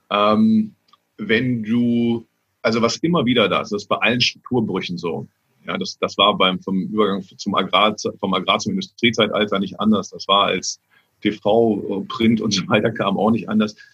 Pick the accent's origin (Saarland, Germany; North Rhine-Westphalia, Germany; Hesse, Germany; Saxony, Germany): North Rhine-Westphalia, Germany; Cologne; Also ich bin ja als Kölner, vergleiche ich ja auch immer diese, diese, diese Welt äh, mit, Karneval.